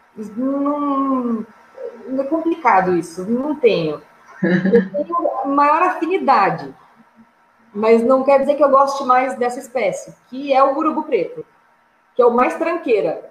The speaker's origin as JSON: {"language": "Portuguese", "region": "São Paulo", "country": "Brazil", "said": "eu sou de São Paulo"}